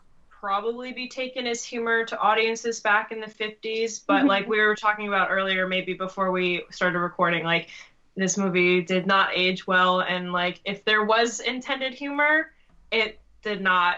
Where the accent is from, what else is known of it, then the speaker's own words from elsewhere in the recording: United States; accent: American; also born or lived in Belgium; my American accent